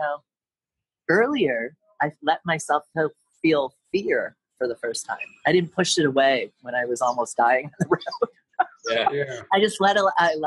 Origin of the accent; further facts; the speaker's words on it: Detroit, Michigan, United States; moved away; also born or lived in San Diego, California; I'm from Detroit